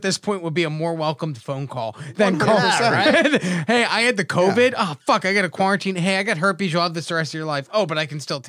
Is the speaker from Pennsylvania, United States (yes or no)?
no; Atlantic City, New Jersey, United States; I grew up in Atlantic City. I grew up around casinos.